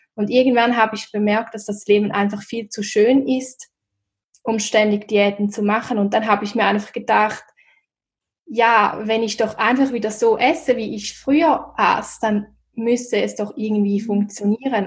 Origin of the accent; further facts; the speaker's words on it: Switzerland; wie man wahrscheinlich auch hören kann, komme ich aus der Schweiz